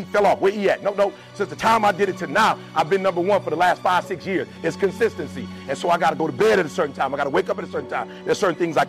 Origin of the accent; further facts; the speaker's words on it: Detroit, Michigan, United States; I'm from Detroit